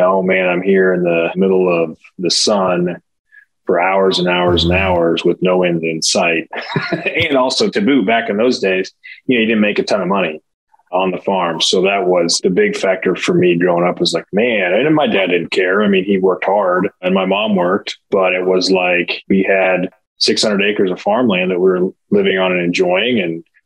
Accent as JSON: {"language": "English", "region": "Nebraska", "country": "United States", "tie": "born or raised there", "moved": "yes", "lives_now": "Kansas City, United States", "said": "I grew up in Nebraska between Lincoln and Omaha"}